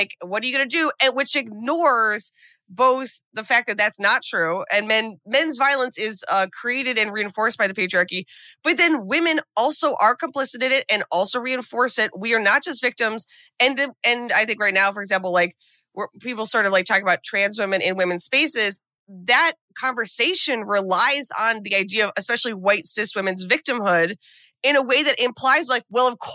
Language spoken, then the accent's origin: English; United States; as an American